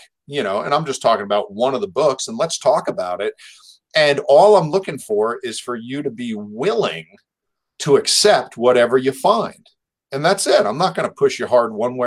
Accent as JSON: {"language": "English", "region": "New Jersey", "country": "United States", "tie": "born or raised there", "moved": "yes", "said": "I was raised Catholic back in New Jersey in an Irish family"}